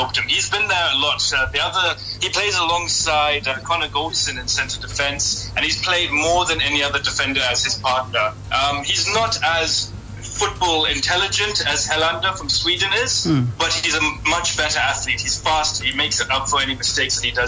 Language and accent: English; Johannesburg, Gauteng, South Africa; even though I grew up in Johannesburg, South Africa